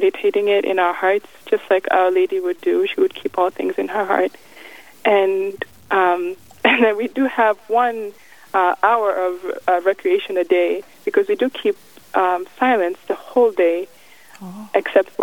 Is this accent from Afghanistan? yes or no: no; Kenya; also born or lived in Massachusetts, United States; now in Missouri, United States; originally I'm from Kenya, and then my family moved to Massachusetts in New England